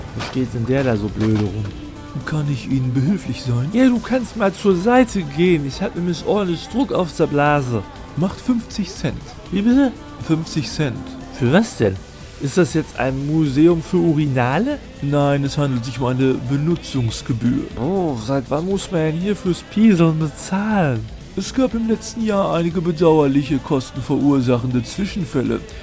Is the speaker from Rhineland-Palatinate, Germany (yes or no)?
no; Hamm, North Rhine-Westphalia, Germany; dass in meiner Heimatstadt nicht besonders viel los ist